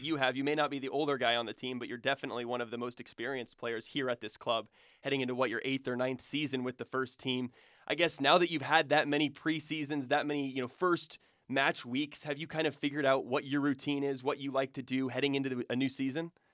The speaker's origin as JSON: {"language": "English", "town": "Shawnee", "region": "Kansas", "country": "United States", "tie": "born or raised there", "said": "I grew up, uh, uh, right around here in, uh, Shawnee, so not too far. I'm a Kansas City kid myself"}